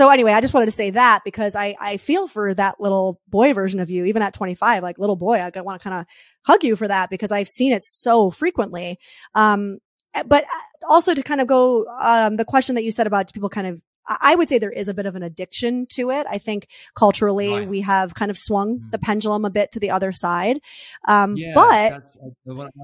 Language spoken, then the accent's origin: English; New York, United States; I'm a New Yorker.